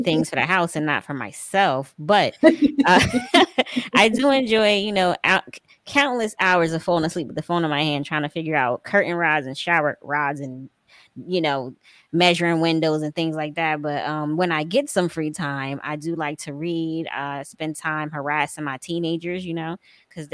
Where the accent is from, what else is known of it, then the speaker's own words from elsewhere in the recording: Paterson, New Jersey, United States; I'm from New Jersey, Paterson, New Jersey.